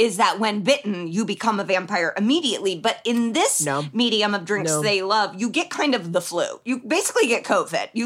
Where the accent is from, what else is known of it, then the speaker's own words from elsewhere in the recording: Indianapolis, Indiana, United States; I'm from Indianapolis, the New York City of Indiana